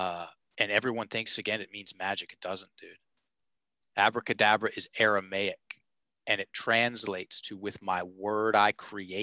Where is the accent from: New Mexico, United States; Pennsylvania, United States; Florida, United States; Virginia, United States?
Virginia, United States; Richmond; I'm a Richmond guy born and raised.